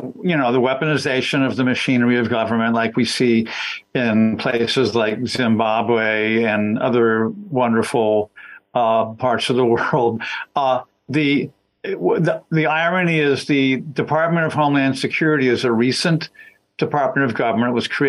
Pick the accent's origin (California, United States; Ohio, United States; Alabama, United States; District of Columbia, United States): District of Columbia, United States; Washington; By the way, I grew up in Washington, D.C., was down there all the time.